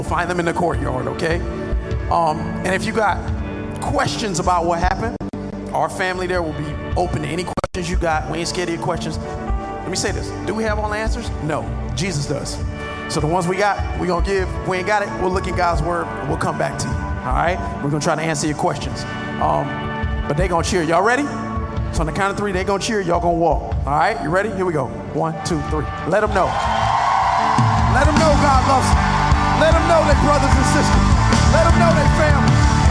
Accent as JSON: {"language": "English", "town": "Carol City", "region": "Florida", "country": "United States", "said": "I'm from Carroll City. I got hands."}